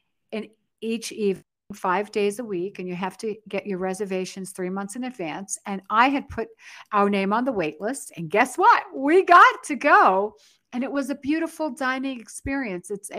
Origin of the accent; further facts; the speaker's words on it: New York City, New York, United States; now in Las Vegas, United States; I grew up in the Bronx, New York.